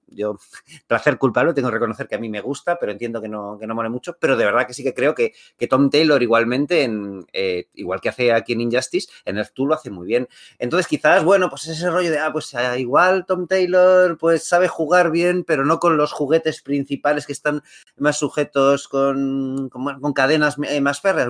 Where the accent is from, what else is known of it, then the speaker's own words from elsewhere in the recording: Madrid, Community of Madrid, Spain; yo no soy de Ma, de Barcelona, yo soy de Madrid